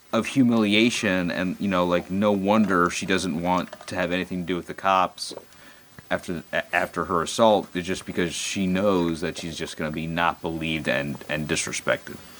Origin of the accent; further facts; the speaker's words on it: United States; being an American